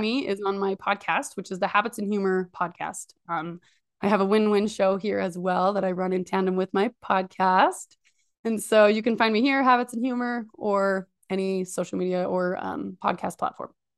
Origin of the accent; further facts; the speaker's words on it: Idaho, United States; I'm from Idaho